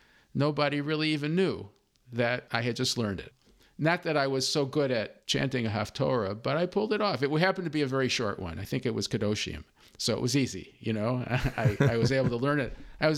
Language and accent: English; Chicago, Illinois, United States; I grew up in Chicago.